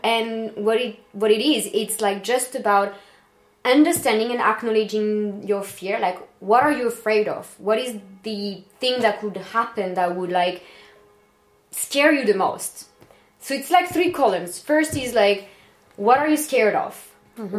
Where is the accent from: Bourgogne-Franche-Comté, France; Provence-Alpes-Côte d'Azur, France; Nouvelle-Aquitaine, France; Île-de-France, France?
Nouvelle-Aquitaine, France; Bordeaux; moved away; I'm French, I'm from Bordeaux.